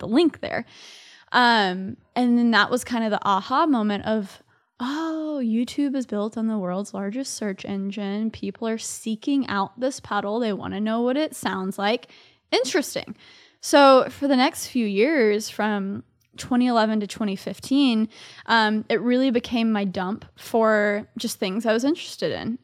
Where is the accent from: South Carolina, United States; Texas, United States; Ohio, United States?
Texas, United States; Dallas; moved away as an adult; now in New York City, United States; I grew up in Dallas, Texas. So I'm a Southerner living here in New York City. So I've been in New York for four years